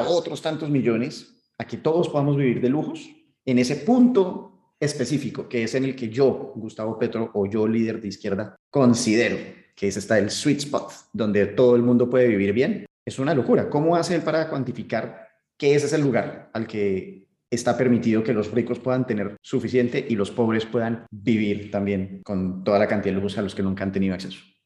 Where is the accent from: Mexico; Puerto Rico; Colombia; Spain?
Colombia; uno como colombiano